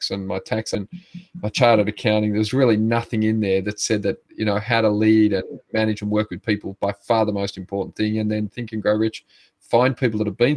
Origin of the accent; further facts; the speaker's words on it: Sydney, New South Wales, Australia; I grew up in Sydney, family of 8 boys